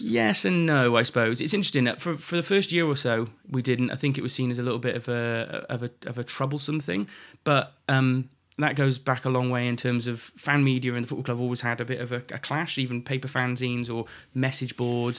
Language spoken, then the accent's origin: English; Shrewsbury, West Midlands, United Kingdom; also born or lived in Montford Bridge; I was born in Shrewsbury Hospital